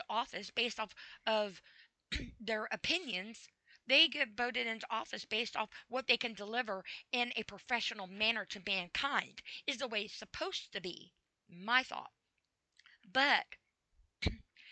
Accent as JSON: {"language": "English", "country": "United States", "said": "I'm an American and I live in the USA and I'm proud to be an American"}